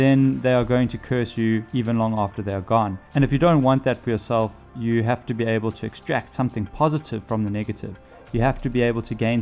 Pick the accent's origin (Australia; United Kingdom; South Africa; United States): South Africa; being South African